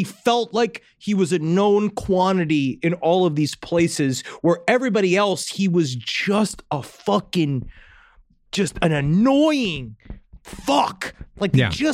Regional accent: New York City, New York, United States; I grew up there and I knew what it was like

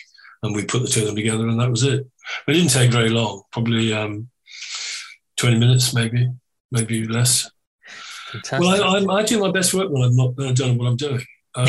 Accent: Ireland; That sounds really Irish, doesn't it? I am Irish, so loud.

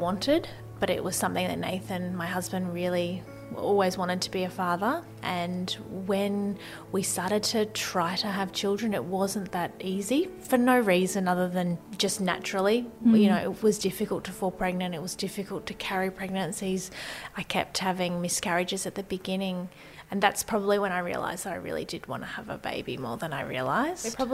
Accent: Brisbane, Queensland, Australia; also born or lived in Maryborough, Queensland; So I was born in Maryborough, which is a little town in Queensland. I wasn't there for long, grew up in Brisbane

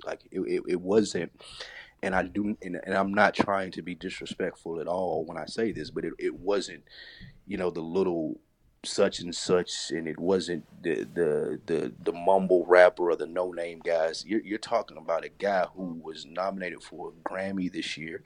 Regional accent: Tennessee, United States; I'm from Tennessee, so we walked down to the state fair. It's, like, a couple blocks from my house.

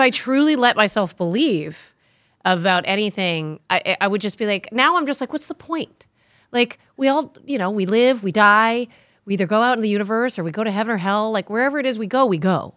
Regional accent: Connecticut, United States; I grew up in Connecticut on a house that when we did, it was a hundred-year-old farmhouse

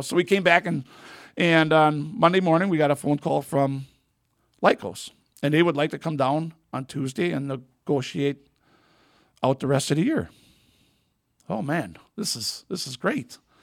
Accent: Wisconsin, United States; moved away; I was from Wisconsin

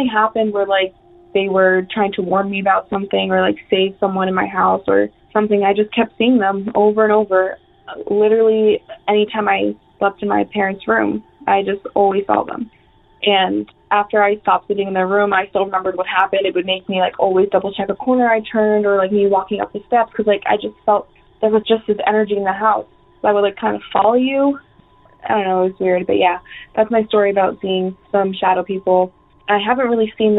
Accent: upstate New York, United States; I'm from New York, upstate New York, not like Rochester, but more like an hour out of the city. And I'm like 5 years old. And this is the first house I grew up in.

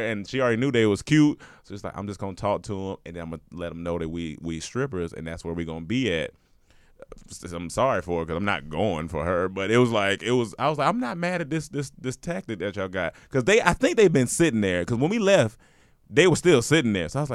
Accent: North Carolina, United States; I'm from North Carolina

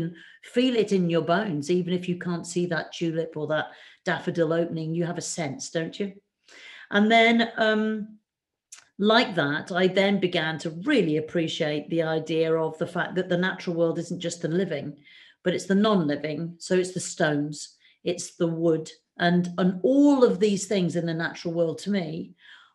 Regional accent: Shropshire, West Midlands, United Kingdom; also born or lived in Africa; I grew up in Shropshire

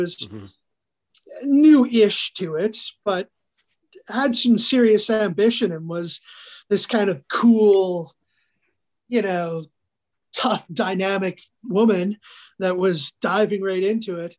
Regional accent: Northern Alberta, Canada; I'm from Northern Alberta. I grew up here.

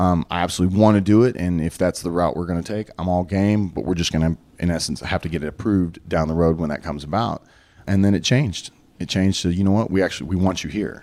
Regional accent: Dallas, Texas, United States; it was basically my hometown

